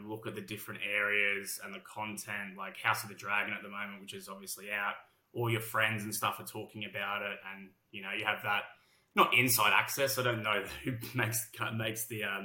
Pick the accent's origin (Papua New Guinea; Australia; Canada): Australia; accent: heavy Australian; moved away as an adult; now in London, United Kingdom; Despite my heavy Australian accent